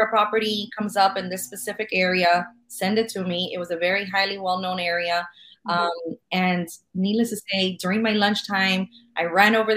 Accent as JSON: {"language": "English", "town": "Miami", "region": "Florida", "country": "United States", "tie": "born or raised there", "said": "I was born and raised in Miami"}